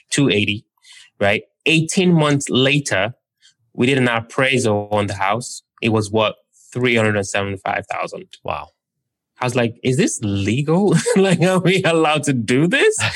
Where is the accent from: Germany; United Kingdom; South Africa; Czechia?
United Kingdom; London; also born or lived in Nigeria; where I was born in Nigeria, we don't have that. And where I grew up in London, I think you'd be hard pressed to be able to put 3% down.